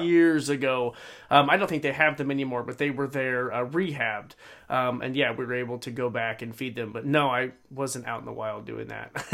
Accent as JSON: {"language": "English", "region": "Idaho", "country": "United States", "tie": "born or raised there", "said": "here growing up in Idaho"}